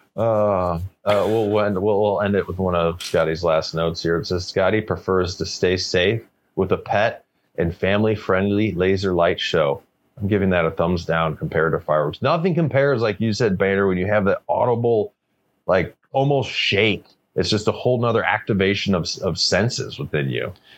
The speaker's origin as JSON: {"language": "English", "town": "St. Louis", "region": "Missouri", "country": "United States", "tie": "born or raised there", "moved": "yes", "lives_now": "British Columbia, Canada", "said": "I remember growing up. I grew up in the Midwest, like St. Louis, Missouri."}